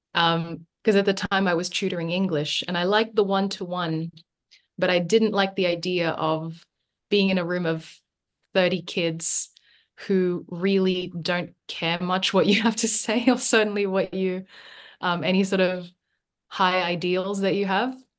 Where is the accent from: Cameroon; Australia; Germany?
Australia; Sydney, New South Wales; also born or lived in Manila, Philippines; I came here when I was nine